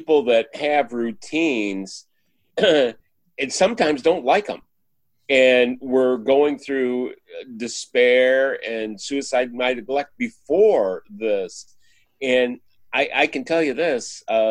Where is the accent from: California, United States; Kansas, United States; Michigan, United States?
Michigan, United States; moved away as an adult; now in Texas, United States; I grew up in Michigan, and we were hit by the downturn of the auto industry when I was in high school.